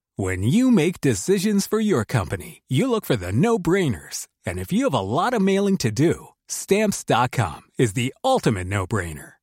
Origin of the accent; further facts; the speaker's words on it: Oise, Hauts-de-France, France; also born or lived in Paris; J'ai grandi euh, dans l'Oise.